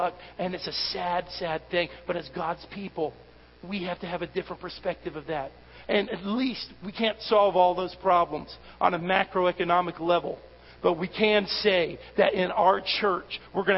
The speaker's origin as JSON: {"language": "English", "country": "United States", "said": "I'm an American"}